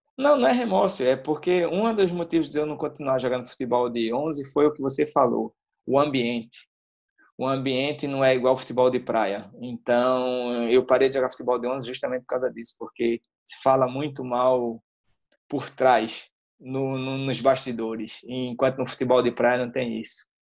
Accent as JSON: {"language": "Portuguese", "region": "Northeast Region", "country": "Brazil", "moved": "yes", "lives_now": "Portugal", "said": "eu sou do Nordeste"}